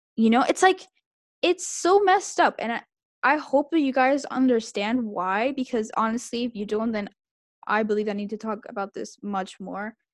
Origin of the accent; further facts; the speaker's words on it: Santiago, Santiago Metropolitan Region, Chile; I was raised in Santiago